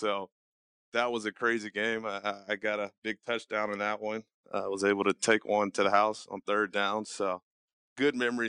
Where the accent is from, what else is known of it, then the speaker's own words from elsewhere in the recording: Gwinnett County, Georgia, United States; I'm from Georgia, born and raised, grew up in Gwinnett County. So, you know, pretty close to Athens